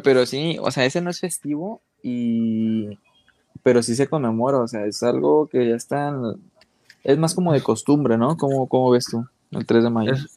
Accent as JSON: {"language": "Spanish", "country": "Mexico"}